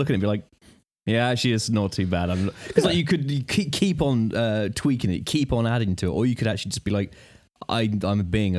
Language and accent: English; Bedford, East of England, United Kingdom; my hometown of Bedford.